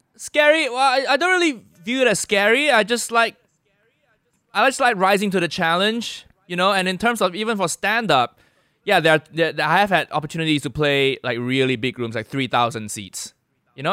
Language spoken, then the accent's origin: English; Malaysia; now in United Kingdom; I'm Malaysian